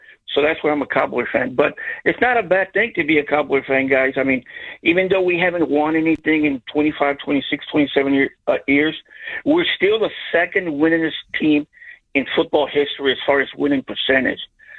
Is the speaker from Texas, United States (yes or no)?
yes; the Rio Grande Valley, Texas, United States; I'm 64 years old. I grew up in the Valley.